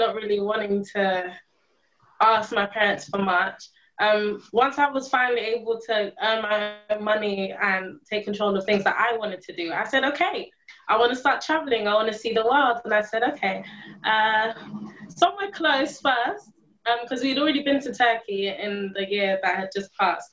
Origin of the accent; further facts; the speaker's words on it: London, United Kingdom; I was born in London, raised in the UK, I have not been a tourist in my own country.